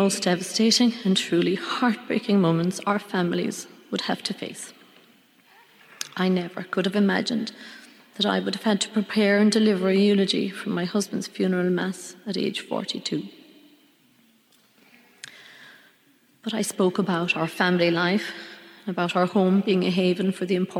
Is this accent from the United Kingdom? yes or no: no; Scariff, Munster, Ireland; also born or lived in Thurles; I was brought up in Scariff in East Clare